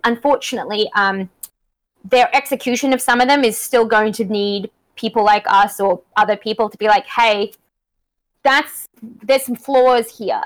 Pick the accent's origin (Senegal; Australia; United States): Australia; accent: Australian; now in Canada; I'm from um, country Australia